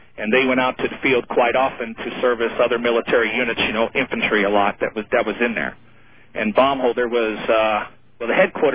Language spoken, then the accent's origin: English; northern Maine, United States; I grew up in Maine. In Maine. So yeah, way up there in the confines of northern Maine on a dairy farm.